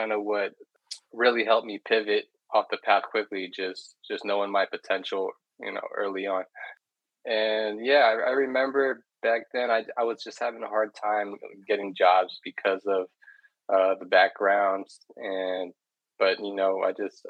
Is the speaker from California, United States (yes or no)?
yes; Redwood City, California, United States; I grew up in Redwood City, which is it's in the San Francisco Bay Area